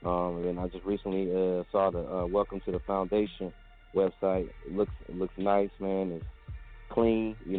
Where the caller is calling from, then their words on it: Atlanta, Georgia, United States; I'm calling from Atlanta.